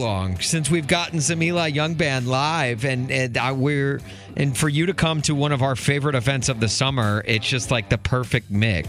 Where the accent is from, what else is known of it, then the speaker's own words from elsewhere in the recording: Nashville, Tennessee, United States; now in Chicago, United States; I grew up in Nashville, but I live in Chicago now.